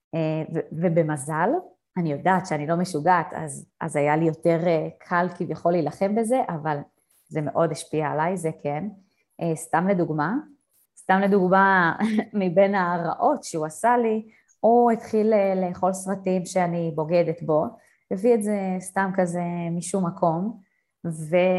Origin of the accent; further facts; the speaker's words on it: Israel; moved away; בתור אה, ישראלית טובה